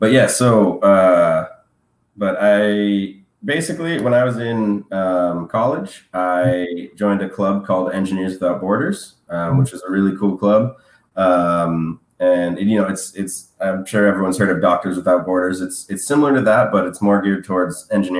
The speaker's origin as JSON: {"language": "English", "town": "San Diego", "region": "California", "country": "United States", "said": "I'm from California, as you said. I'm from San Diego"}